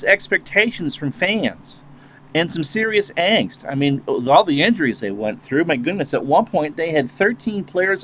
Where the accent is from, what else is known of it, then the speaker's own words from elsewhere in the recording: New England, United States; moved away; you and I grew up in New England.